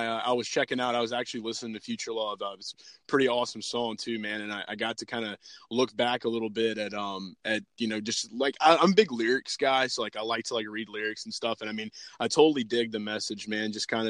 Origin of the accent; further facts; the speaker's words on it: New Orleans, Louisiana, United States; But I'm from New Orleans, so we had to get that win over you guys.